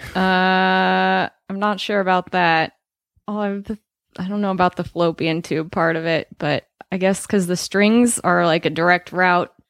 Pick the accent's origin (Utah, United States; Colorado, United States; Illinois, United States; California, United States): Colorado, United States; I'm from Colorado